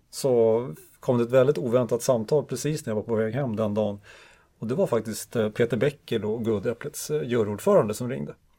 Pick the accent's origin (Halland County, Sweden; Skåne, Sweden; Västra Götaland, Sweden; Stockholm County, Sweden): Stockholm County, Sweden; Stockholm; now in Umeå, Sweden; jag är ju från Stockholm